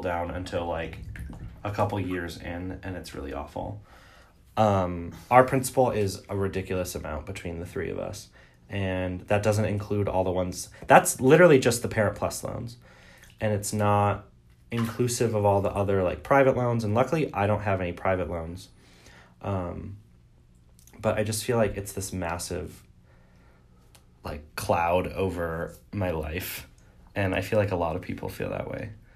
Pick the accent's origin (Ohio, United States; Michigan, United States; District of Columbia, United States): Michigan, United States; Detroit; I grew up in Metro Detroit